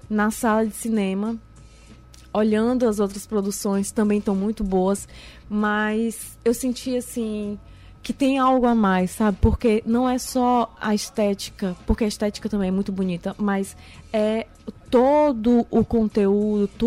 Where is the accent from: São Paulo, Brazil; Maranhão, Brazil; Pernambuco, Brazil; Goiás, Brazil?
Maranhão, Brazil; Imperatriz; now in São Luís, Brazil; Tem dois anos e meio que eu vim de Imperatriz para São Luís.